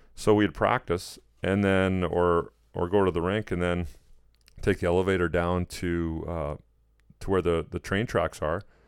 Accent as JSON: {"language": "English", "town": "Edmonton", "region": "Alberta", "country": "Canada", "tie": "born or raised there", "moved": "yes", "said": "Edmonton kinda being my hometown"}